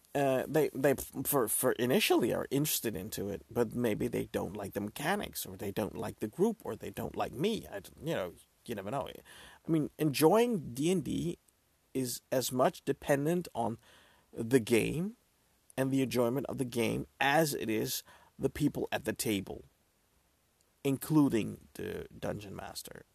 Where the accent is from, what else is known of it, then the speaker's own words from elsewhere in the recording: Netherlands; I'm from the Netherlands, so we celebrate the second day of Christmas